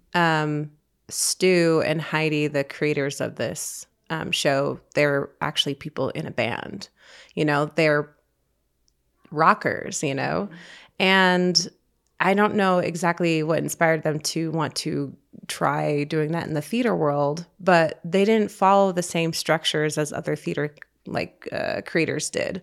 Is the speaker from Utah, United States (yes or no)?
yes; Utah, United States; I grew up in Utah, feeling strange